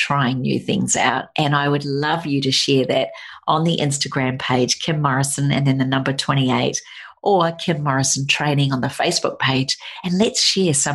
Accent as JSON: {"language": "English", "country": "New Zealand", "tie": "born or raised there", "moved": "yes", "said": "Growing up in New Zealand"}